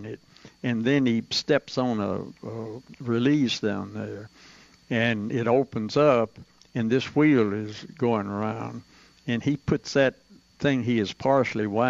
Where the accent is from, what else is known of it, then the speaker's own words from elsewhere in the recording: Tullahoma, Tennessee, United States; I was born in Tullahoma.